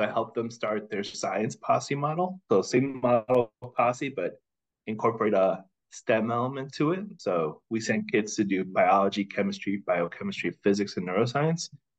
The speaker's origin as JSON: {"language": "English", "town": "New York City", "region": "New York", "country": "United States", "also_born_or_lived": "Newark, New Jersey", "said": "I come from New York, from Washington Heights. So if you've seen In the Heights, that's kind of my life story"}